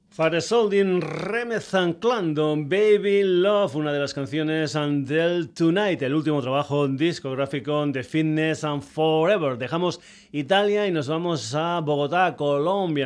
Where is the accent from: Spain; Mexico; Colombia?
Spain; Extremadura